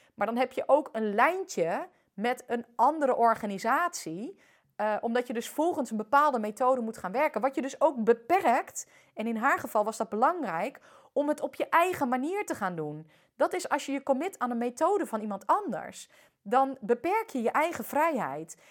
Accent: Netherlands; also born or lived in France; al ben ik hier voornamelijk opgegroeid

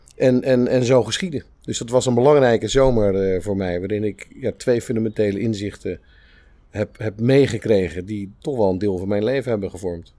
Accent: Spijkenisse, South Holland, Netherlands; also born or lived in Capelle aan den IJssel; Ik ben geboren in Capelle. En toen ik vier was, verhuisd naar, naar Spijkenisse

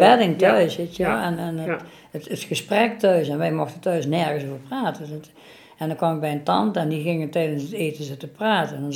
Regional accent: Venlo, Limburg, Netherlands; ik kom uit Venlo en ik ben al 59 jaar.

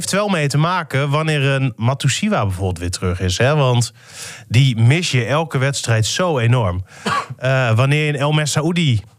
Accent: Groningen, Netherlands; We zijn Groningers, hè?

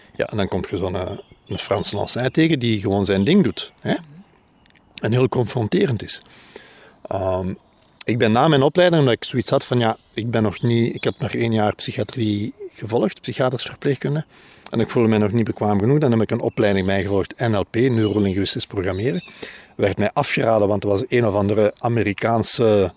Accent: Antwerp, Flanders, Belgium; ik ben van Antwerpen

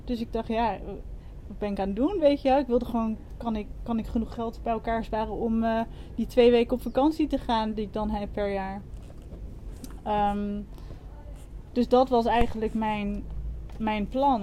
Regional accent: Wassenaar, South Holland, Netherlands; moved away as an adult; also born or lived in London; now in Koh Tao, Thailand; Ik kom uit Wassenaar, vlakbij Leiden

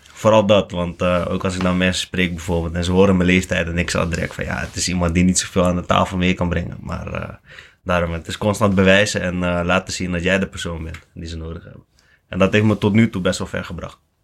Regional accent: Lelystad, Flevoland, Netherlands; now in Capelle aan den IJssel, Netherlands; ik kom eigenlijk gewoon uit Flevoland. Gewoon uh, Lelystad. Lekker rustige wijk. Koopwoning hadden

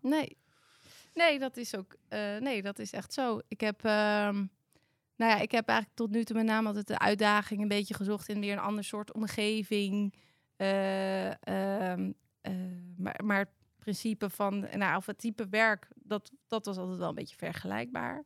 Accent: Amersfoort, Utrecht, Netherlands; Ik kom uit Amersfoort, geboren echt hoog in Amersfoort.

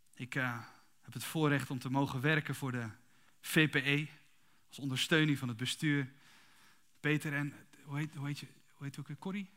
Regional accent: Kuinre, Overijssel, Netherlands; also born or lived in Emmeloord; Ik ben, ik ben dus geboren in Emmerloort, opgegroeid in Kuinderen.

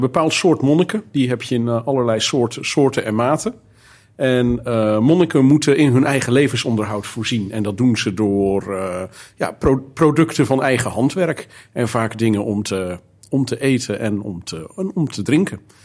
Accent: Zeelandic Flanders, Netherlands; also born or lived in Heemstede; now in Alkmaar, Netherlands; Ik kom oorspronkelijk van de, de andere kant van het land. Ik kom uit Zeeuws-Vlaanderen.

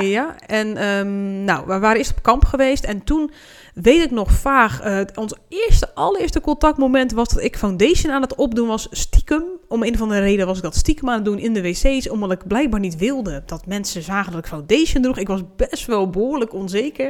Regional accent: Hoeksche Waard, South Holland, Netherlands; dat ik uit Rotterdam kwam, zei ik maar, omdat ik zei, nou, niemand weet waar de Hoekse Waard ligt

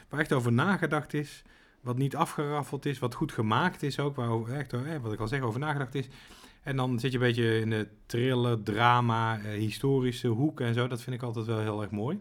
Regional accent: Wouw, North Brabant, Netherlands; in het dorp waar ik ben opgegroeid

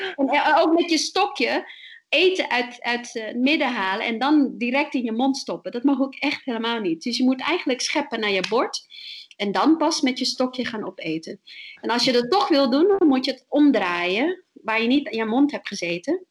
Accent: My Tho, Tiền Giang, Vietnam; now in Netherlands; waar ik vandaan kom, is Mietho, is, eh, de hoofdstad van de provincie, eh, in, in het zuiden van Vietnam, aan de Mekong-delta

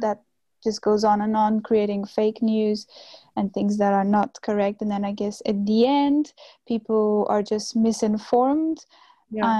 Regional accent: Cascais, Lisbon, Portugal; moved away as an adult; now in Utrecht, Netherlands; I come from a place called Cascais, which is on the coast very close to Lisbon.

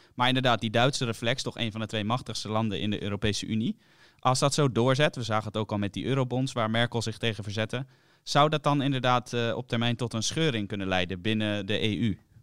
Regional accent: Netherlands

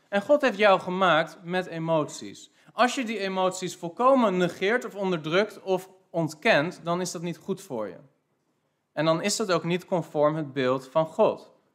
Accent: Netherlands; wij zijn als Nederlanders

